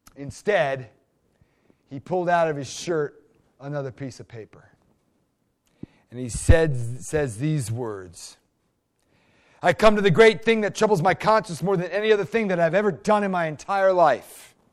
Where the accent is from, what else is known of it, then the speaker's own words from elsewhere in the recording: United States; as an American